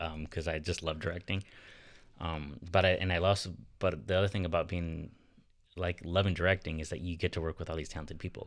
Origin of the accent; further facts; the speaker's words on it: Sioux City, Iowa, United States; moved away; also born or lived in Nebraska / Minnesota; I grew up in Sasu City